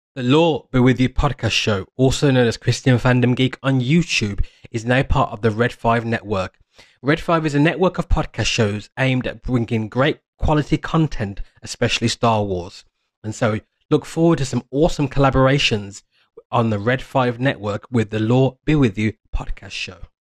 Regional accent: United Kingdom; living in the U K, we, we, you know, it was part of our, of the Britishness

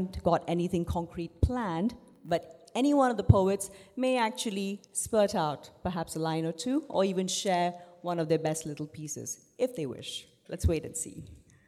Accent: Hyderabad, Telangana, India; first language Urdu; one of my first languages was Urdu, growing up in Hyderabad.

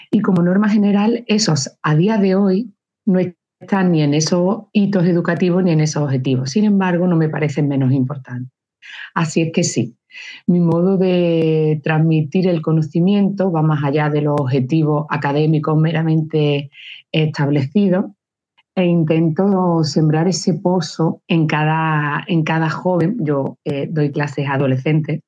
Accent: Luque, Andalusia, Spain; also born or lived in Barcelona / Seville / Algeciras / Málaga; Nací en Cataluña, pero de padres, abuelos, bisabuelos cordobeses. Mi padre era un eterno enamorado de su tierra y siempre quiso volver. Entonces, aunque yo mis primeros años fueron en Cataluña, en Barcelona, en el momento que, que yo tenía ocho años, volvimos a Córdoba

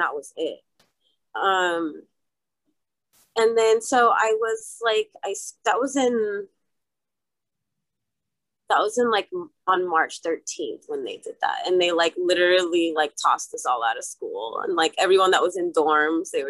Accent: Arizona, United States; also born or lived in Los Angeles, California / San Francisco, California; I was born in Los Angeles and raised in Arizona

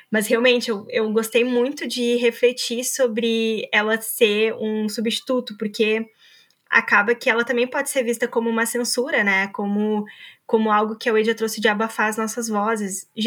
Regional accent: Brazil; para entender tudo aquilo que o carnaval representa para nós enquanto brasileiros, né?

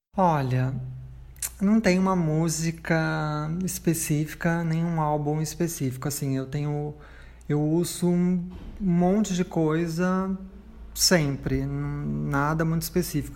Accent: São Paulo, Brazil; Eu nasci em São Paulo, capital, nascida e criada.

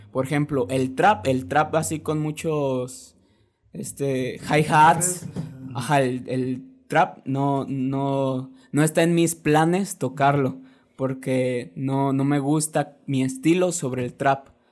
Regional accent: Guadalajara, Jalisco, Mexico; soy un rapero de Guadalajara

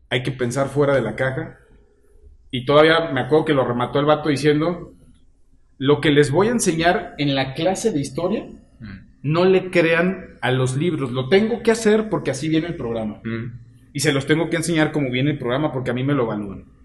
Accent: Mexico; Ese es el pedo que nosotros como mexicanos nunca decimos que somos los más chingones.

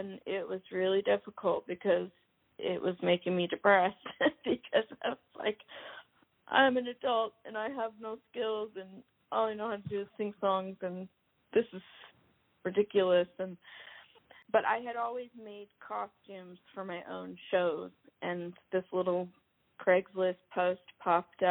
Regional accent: Seattle, Washington, United States; moved away as an adult; now in Los Angeles, United States; my family's actually like from L.A., but I was born in Seattle.

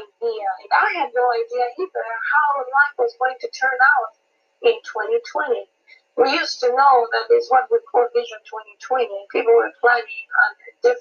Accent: Malawi; now in Seattle, United States; I am originally from Malawi, Central Africa, but I am in Seattle area in Washington.

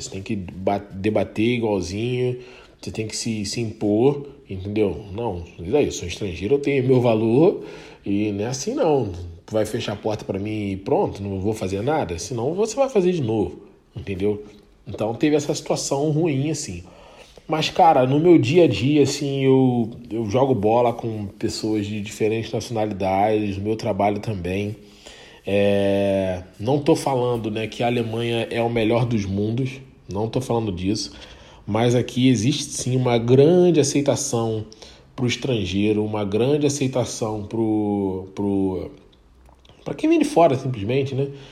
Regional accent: Baixada Fluminense, Rio de Janeiro, Brazil; moved away as an adult; eu vim da Baixada Fluminense, né? Vim do Rio, de Rio de Janeiro, Baixada Fluminense

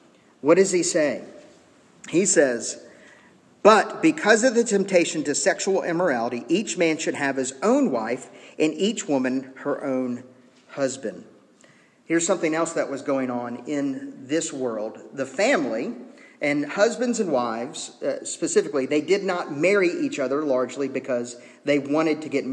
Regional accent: United States; as American citizens

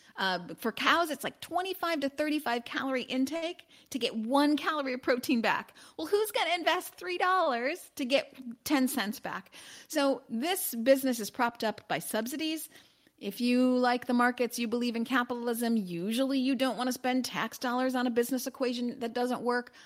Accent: Chicago, Illinois, United States; also born or lived in Los Angeles; I'm originally from Chicago, although I am in Los Angeles today

